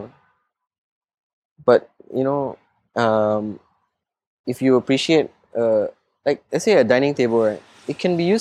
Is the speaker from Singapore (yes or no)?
yes; Singapore; I'm still Singaporean